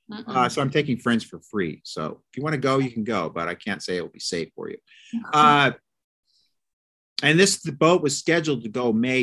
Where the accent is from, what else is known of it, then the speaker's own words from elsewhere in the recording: Omaha, Nebraska, United States; I'm freaking from Omaha, Nebraska, bro. I'm from the breadbasket. I'm freaking hardcore American.